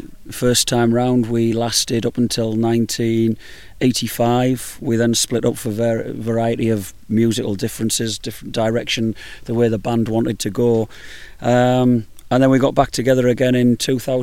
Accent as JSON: {"language": "English", "town": "Middlesbrough", "region": "North East England", "country": "United Kingdom", "said": "we're from Middlesbrough, which is in the northeast of England, just not far from Newcastle."}